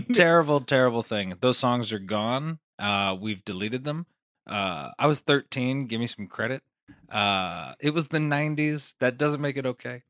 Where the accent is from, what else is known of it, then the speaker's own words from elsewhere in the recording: Las Vegas, Nevada, United States; also born or lived in Queens, New York; I'm from Las Vegas, Nevada